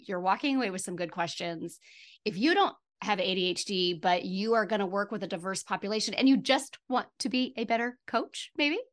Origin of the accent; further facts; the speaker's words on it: Midwest, United States; I'm from the Midwest